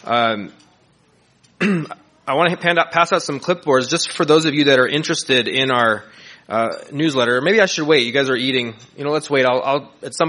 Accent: Southern California, United States; I'm Italian-American. I grew up here in Southern California

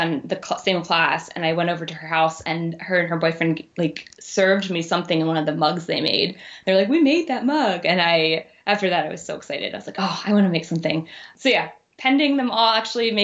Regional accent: Maryland, United States; moved away as an adult; now in Chicago, United States; Originally from Maryland, right outside of DC

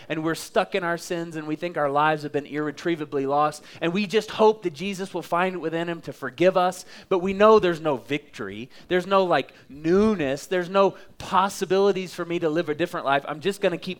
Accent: Oklahoma, United States; now in Colorado Springs, United States; I'm from Oklahoma

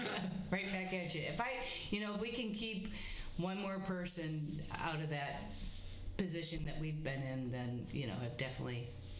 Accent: Bradford, Pennsylvania, United States; And in my hometown, small hometown of Bradford, we had no spinning around.

